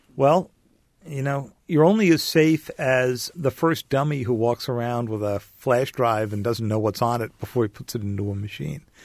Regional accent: outside of New York, United States; I grew up outside of New York

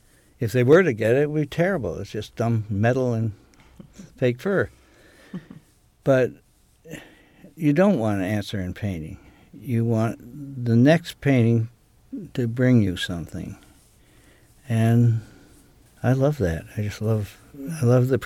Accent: United States; now in Maine, United States; I was raised on Chesapeake Bay.

